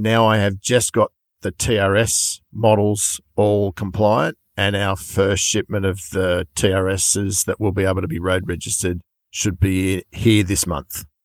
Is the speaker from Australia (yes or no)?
yes; Sydney, New South Wales, Australia; I am from Sydney